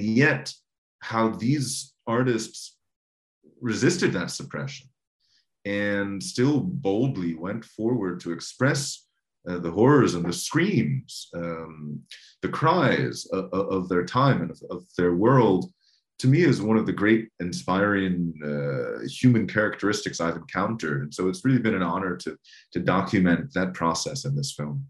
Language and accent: English; United States; for me as an American